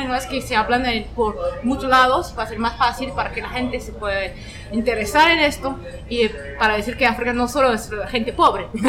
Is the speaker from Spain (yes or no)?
no; France; Spanish is a second language; now in Toronto, Canada; vivo en Toronto, nací en Francia, mis padres son de Senegal